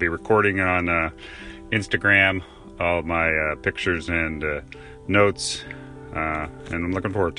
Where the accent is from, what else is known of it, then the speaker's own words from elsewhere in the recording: South Florida, United States; I grew up in South Florida.